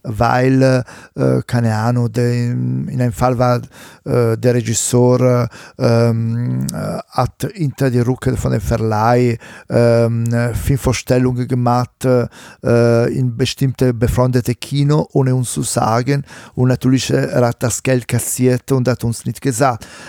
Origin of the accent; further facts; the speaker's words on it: Italy; accent: Italian; German is a second language; now in Germany; mit meinem schlechten italienischen Akzent